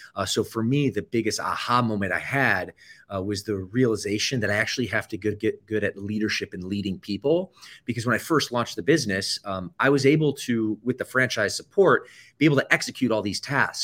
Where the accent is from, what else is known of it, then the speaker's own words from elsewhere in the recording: Michigan, United States; also born or lived in Atlanta, Georgia; I typically say I'm from the Midwest, which I grew up about ten years in the state of Michigan, that would be true, uh, my first ten years actually were spent in Atlanta, Georgia, a suburb